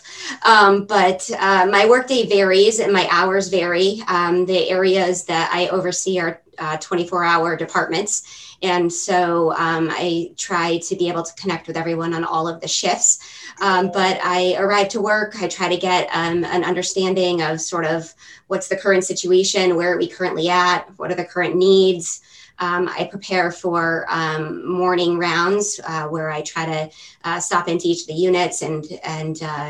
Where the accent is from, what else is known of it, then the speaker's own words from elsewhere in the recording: Arlington, Vermont, United States; I actually grew up locally. I grew up in Arlington.